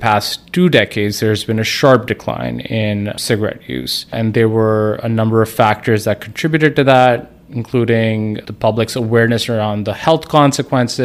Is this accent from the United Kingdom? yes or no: no; Pakistan; moved away as an adult; also born or lived in Brooklyn, New York; now in United States; I'm from Pakistan. I came over to this country almost 10 years ago, came here for training